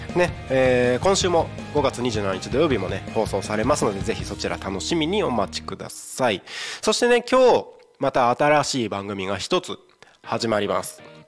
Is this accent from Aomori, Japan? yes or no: yes; Takko, Aomori, Japan; moved away as an adult; now in Tako, Japan; 僕の出身が青森県田子町って超山奥の超田舎なわけで人口も3000人ぐらいしかいない超ど田舎なわけでそういうところで生まれ育ってる